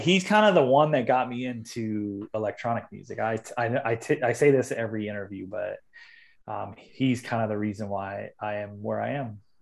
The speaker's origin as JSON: {"language": "English", "town": "Long Beach", "region": "California", "country": "United States", "tie": "born or raised there", "said": "I grew up in Long Beach, which is like thirty miles south of L"}